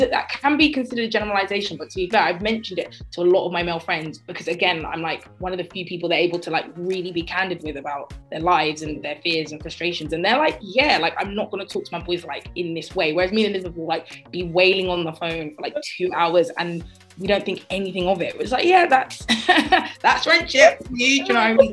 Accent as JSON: {"language": "English", "town": "Croydon", "region": "London", "country": "United Kingdom", "tie": "born or raised there", "said": "I grew up in Croydon, where I still live"}